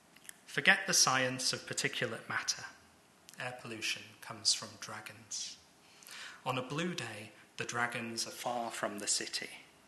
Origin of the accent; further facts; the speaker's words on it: Lancaster, North West England, United Kingdom; moved away; also born or lived in Guangzhou, China; And I'm from Lancaster, not the most idyllic. It's a nice town